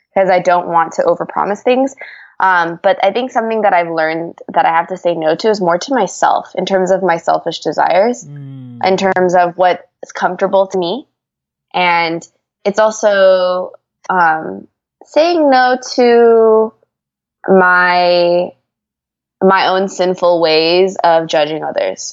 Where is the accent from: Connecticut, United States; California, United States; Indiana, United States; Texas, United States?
California, United States; moved away as an adult; now in Atlanta, United States; I'm in Atlanta and I've been here now the past 4 years, but I'm originally from California